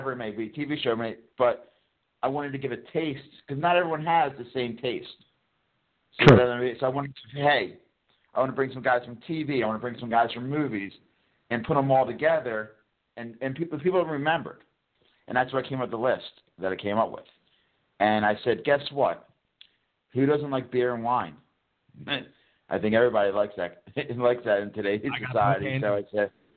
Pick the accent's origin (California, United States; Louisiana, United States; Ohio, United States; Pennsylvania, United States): Pennsylvania, United States; Bucks County; moved away as an adult; also born or lived in New Orleans; I'm from originally from Bucks County